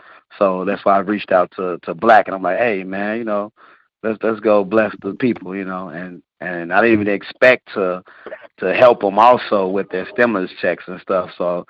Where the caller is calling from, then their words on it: Chicago, Illinois, United States; And I'm calling from Chicago, Illinois.